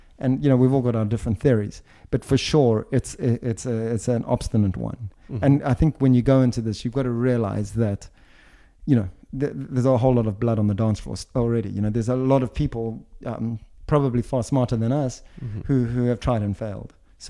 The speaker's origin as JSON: {"language": "English", "country": "Switzerland", "said": "You know, I come from Switzerland and I'm based in Switzerland."}